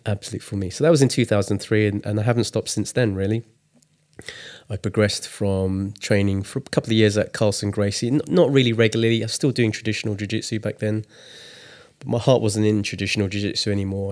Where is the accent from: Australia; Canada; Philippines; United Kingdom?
United Kingdom; England; I was born in England, but my parents are Chinese. And growing up, I was born in the si-, seventies. No, I was born in the sixties, grew up in the seventies